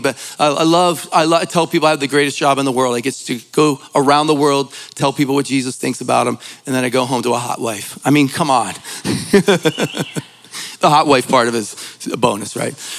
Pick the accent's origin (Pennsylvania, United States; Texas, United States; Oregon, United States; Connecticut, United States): Pennsylvania, United States; Philadelphia; I'm from Philly